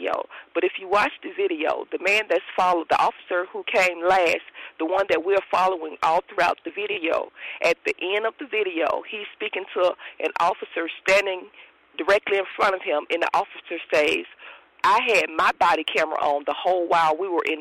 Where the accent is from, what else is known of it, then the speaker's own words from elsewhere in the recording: Tuscaloosa, Alabama, United States; I was born and raised in Tuscaloosa